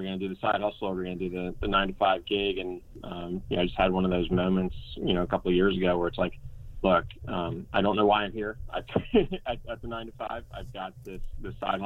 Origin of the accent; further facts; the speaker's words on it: New Jersey, United States; moved away as an adult; also born or lived in Elon, North Carolina; now in Hilton Head, United States; Originally from New Jersey.